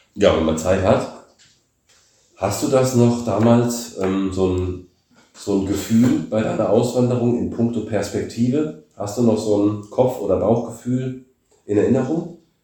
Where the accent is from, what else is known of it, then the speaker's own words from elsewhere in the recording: Germany; moved away as an adult; now in Bulgaria; bin ich Deutscher